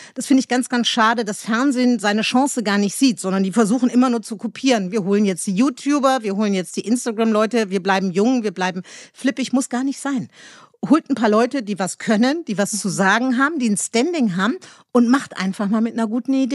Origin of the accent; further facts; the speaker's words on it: Meerbusch, North Rhine-Westphalia, Germany; now in Berlin, Germany; ich komme aus Meerbusch, das ist ein kleines Dorf in, in Nordrhein-Westfalen.